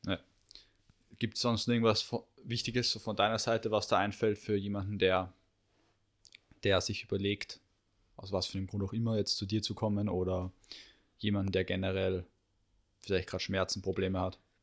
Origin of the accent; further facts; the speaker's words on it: Austria; bei uns in Österreich